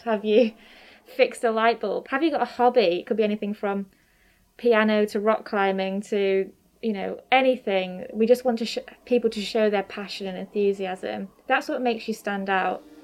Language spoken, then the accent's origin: English; Grimsby, Yorkshire and the Humber, United Kingdom; born or raised there; also born or lived in Newcastle